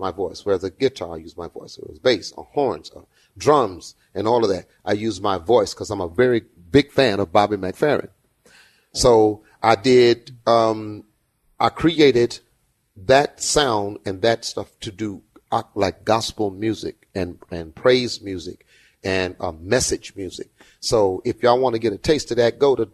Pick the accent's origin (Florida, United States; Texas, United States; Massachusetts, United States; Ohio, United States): Texas, United States; Houston; I'm from Fifth Ward